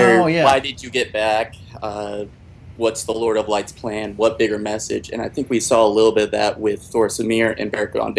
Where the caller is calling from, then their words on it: South Carolina, United States; I'm from South Carolina.